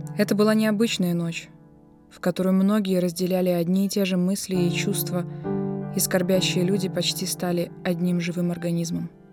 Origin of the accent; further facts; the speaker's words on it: Belarus; мы все, белорусы, настоящие белорусы